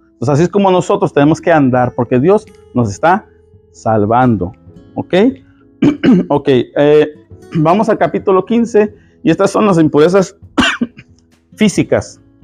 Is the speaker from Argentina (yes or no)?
no; Mexico; soy mexicano y hablo rápido